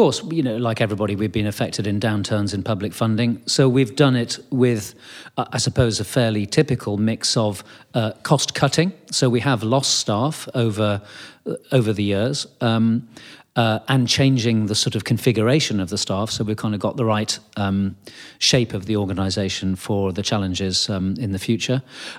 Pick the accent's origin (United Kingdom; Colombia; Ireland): United Kingdom; I think it's partly to do with kind of being British and being polite.